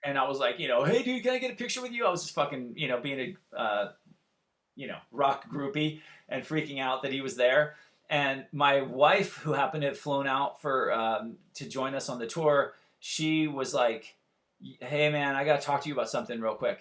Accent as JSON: {"language": "English", "town": "Santa Barbara", "region": "California", "country": "United States", "tie": "born or raised there", "moved": "as an adult", "lives_now": "Los Angeles, United States", "said": "I'm from originally from Santa Barbara, California. I live in LA."}